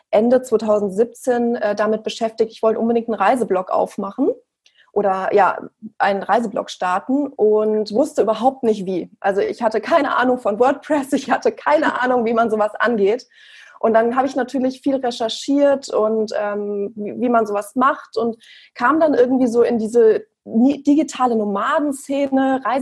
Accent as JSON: {"language": "German", "town": "Frankfurt", "region": "Hesse", "country": "Germany", "said": "Also ich bin, wie gesagt … Ich bin 32 Jahre alt und ich komme aus Frankfurt."}